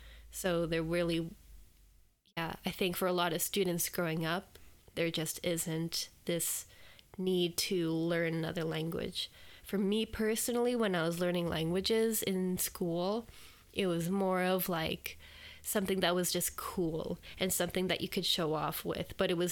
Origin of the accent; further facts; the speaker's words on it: Alberta, Canada; also born or lived in Lloydminster / British Columbia / Edmonton; It's hard to say when I say like I'm from Alberta, because our family moved a little bit when we were growing up. I was born in Lloydminster, which is between 2 provinces in Canada.